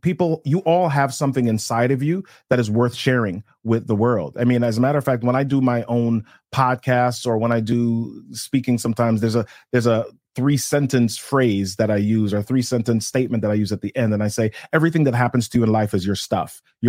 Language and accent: English; Jamaica; Well, in growing up in Jamaica, we had a lot of, we call them helpers, right? we had a lot of those in our house.